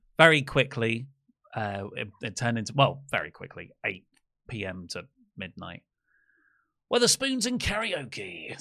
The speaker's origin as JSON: {"language": "English", "town": "Dartford", "region": "South East England", "country": "United Kingdom", "tie": "born or raised there", "said": "this is my school friends, you know, we grew up in Dartford"}